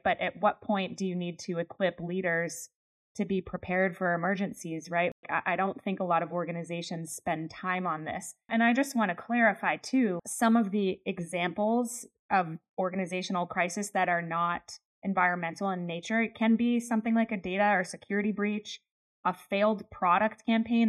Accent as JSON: {"language": "English", "region": "Pennsylvania", "country": "United States", "tie": "born or raised there", "said": "I grew up in Pennsylvania."}